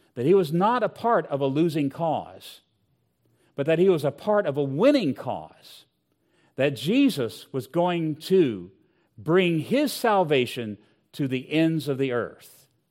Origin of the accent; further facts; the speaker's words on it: Southwest Virginia, United States; I grew up in Southwest Virginia